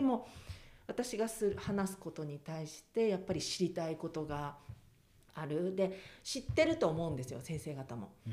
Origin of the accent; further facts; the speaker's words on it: Kiso, Nagano, Japan; moved away as an adult; also born or lived in Tokyo; 私はもう駅前で育っている